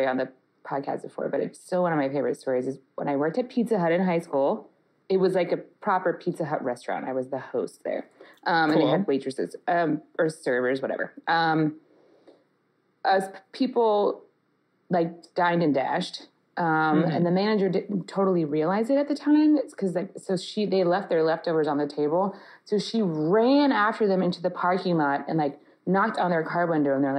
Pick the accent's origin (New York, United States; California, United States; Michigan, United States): New York, United States; I'm from New York